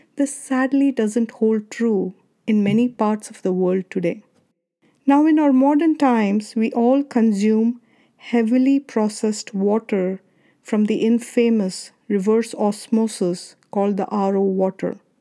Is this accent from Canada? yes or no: no; India; now in Arizona, United States; When I was a kid growing up in India, I remember drinking water from these clay pots in summer at my grandparents' house